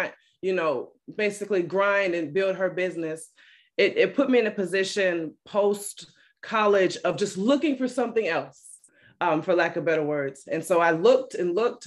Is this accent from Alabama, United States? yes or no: yes; Alabama, United States; also born or lived in Detroit, Michigan; I'm originally from Detroit, Michigan. I moved to Alabama when I was a little girl and pretty much been raised by my mom